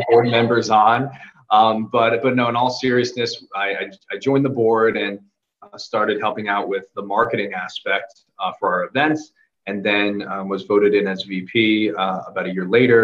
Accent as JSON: {"language": "English", "country": "United States", "tie": "born or raised there", "also_born_or_lived": "Seoul, South Korea", "said": "I was born in Seoul, in South Korea. And my sister and I were actually adopted from Korea into an American family here"}